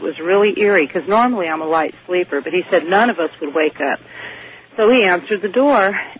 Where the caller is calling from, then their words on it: California, United States; I'm calling from Northern California.